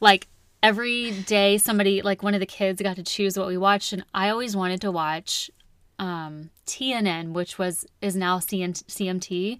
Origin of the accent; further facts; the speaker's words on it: Wichita Falls, Texas, United States; moved away; I was born in Wichita Falls. It's two and a half ish hours north of Dallas